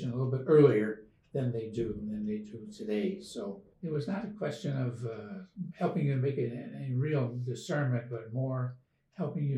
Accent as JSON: {"language": "English", "town": "Chicago", "region": "Illinois", "country": "United States", "tie": "born or raised there", "also_born_or_lived": "Belize", "lives_now": "Kankakee, United States", "said": "I grew up in St. Vider Parish, of all places in Chicago, on the Northwest Side"}